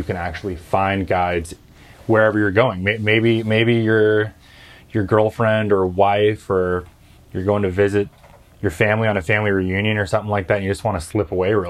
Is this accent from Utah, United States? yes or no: no; Northern California, United States; also born or lived in South Louisiana; now in Arkansas, United States; I did grow up in Northern California